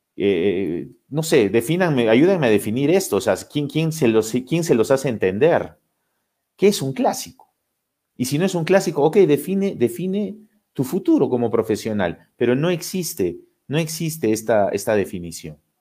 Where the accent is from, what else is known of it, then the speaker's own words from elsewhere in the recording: Lima, Peru; Yo, yo vivo en Lima, soy de Lima